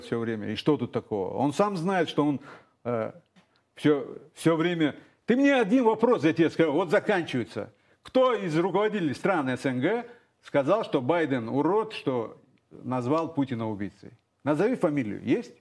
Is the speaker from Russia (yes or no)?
yes; Russia; я родился в России